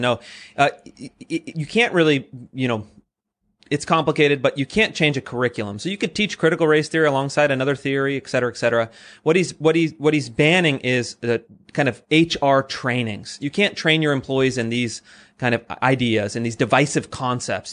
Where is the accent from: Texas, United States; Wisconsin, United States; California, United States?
California, United States; Sacramento; I grew up in California, very progressive. Um, I grew up in Sacramento